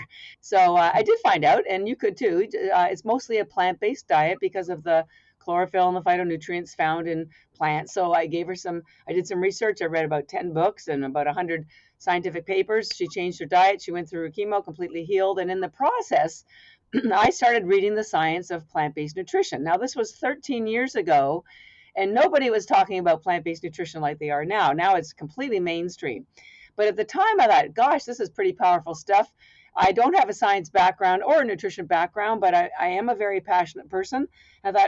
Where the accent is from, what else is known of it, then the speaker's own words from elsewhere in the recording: Canada; now in Boston, United States; I'm actually Canadian by birth, although I've lived in Boston, Massachusetts for 33 years